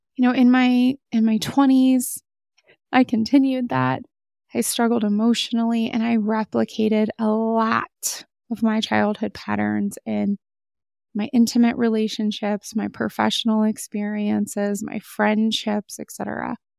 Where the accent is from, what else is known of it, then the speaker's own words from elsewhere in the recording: United States; As an American